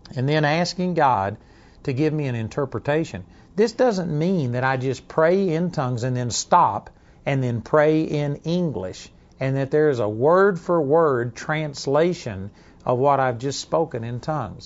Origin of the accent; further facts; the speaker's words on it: Texas, United States; accent: Texas twang; also born or lived in Dallas, Texas / Arlington, Texas; my Texas twang